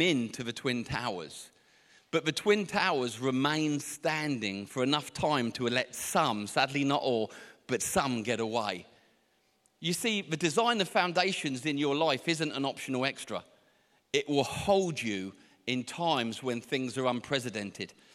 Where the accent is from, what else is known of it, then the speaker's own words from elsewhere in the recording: Portsmouth, South East England, United Kingdom; I can never get this word out correctly because I'm from Portsmouth